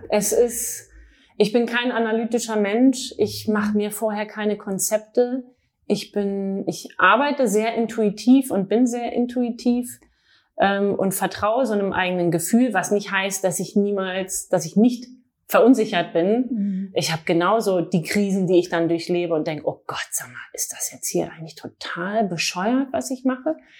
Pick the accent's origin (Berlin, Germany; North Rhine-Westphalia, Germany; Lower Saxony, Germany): Berlin, Germany; also born or lived in Paris; Ich bin in Berlin geboren, habe auch in Berlin Modedesign studiert